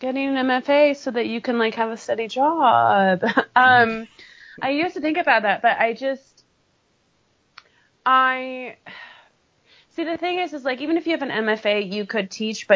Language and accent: English; California, United States; moved away; I'm from California